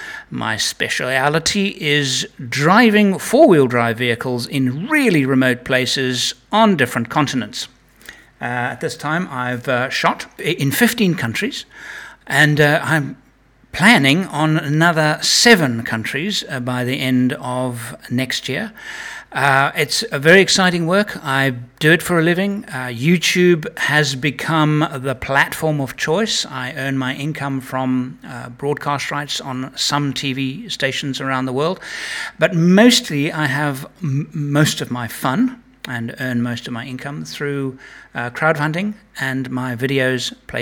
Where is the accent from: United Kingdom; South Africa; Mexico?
United Kingdom; England; born there; also born or lived in Africa; I was born in England, spent 42 years in Africa in the film industry